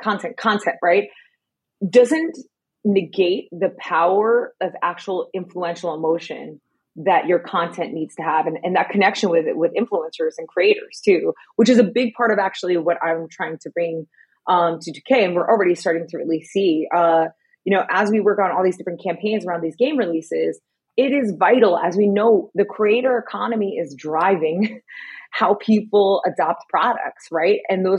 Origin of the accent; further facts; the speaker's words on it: New York City, New York, United States; Like growing up in New York City, like that Nupsy jacket meant everything with your Tims.